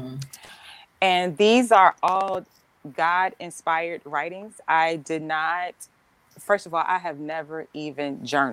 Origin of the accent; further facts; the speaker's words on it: Roper, North Carolina, United States; moved away; also born or lived in Miami; I am originally from Roper, North Carolina